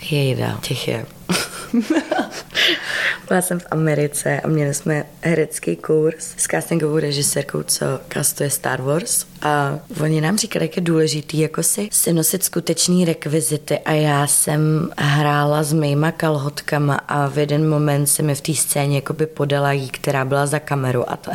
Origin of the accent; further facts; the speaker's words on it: Czechia; also born or lived in United States